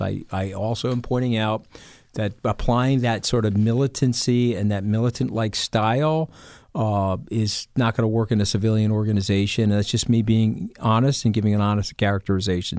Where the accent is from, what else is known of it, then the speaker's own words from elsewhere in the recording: New York, United States; as a New Yorker